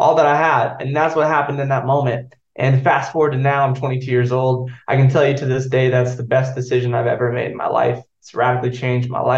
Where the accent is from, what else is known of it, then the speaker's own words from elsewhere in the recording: Joplin, Missouri, United States; now in Franklin, United States; I'm from Joplin, Missouri. Originally, I was born there and my mom was in ministry growing up